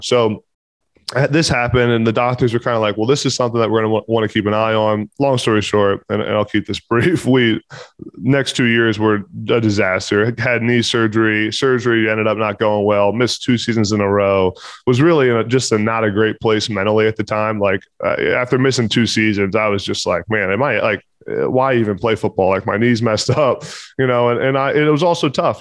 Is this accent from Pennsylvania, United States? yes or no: yes; Pennsylvania, United States; I'm from Pennsylvania have a lot of connections at Pitt